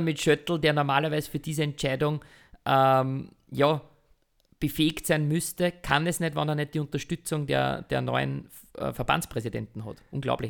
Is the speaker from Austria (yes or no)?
yes; Austria; wir müssen als Österreicher